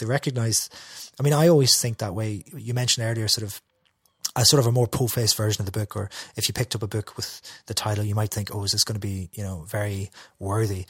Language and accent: English; Derry, Northern Ireland, United Kingdom; I'm from Derry.